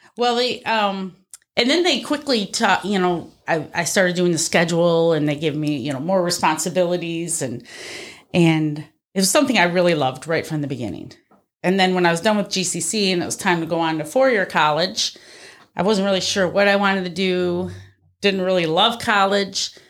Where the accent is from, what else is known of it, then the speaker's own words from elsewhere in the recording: Darien, New York, United States; I grew up out in Darien, went to Pembroke. So, uh, Batavia was, like, the big city for me